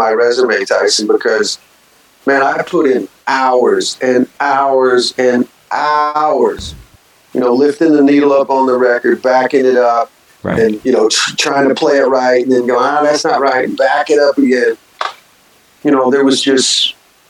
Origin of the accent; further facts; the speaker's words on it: the South, United States; growing up in the South in the 70s like me